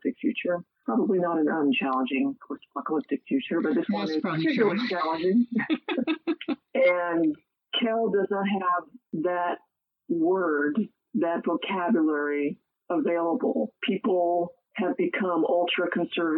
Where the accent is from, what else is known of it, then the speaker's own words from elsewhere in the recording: San Diego, California, United States; moved away as an adult; also born or lived in Missouri / Texas / New England; now in East Coast, United States; I'm a native Californian, so I grew up there. I grew up in San Diego